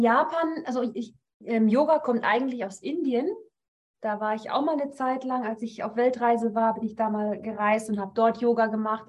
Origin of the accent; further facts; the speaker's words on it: Northern Germany, Germany; moved away as an adult; now in Rapperswil-Jona, Switzerland; komme eigentlich aus Norddeutschland, also ich bin keine Schweizerin